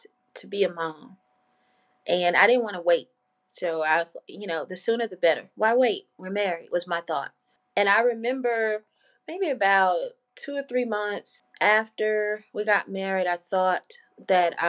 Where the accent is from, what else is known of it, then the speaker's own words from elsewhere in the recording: Louisiana, United States; moved away; I'm from Louisiana. And so at this time, I was living in Louisiana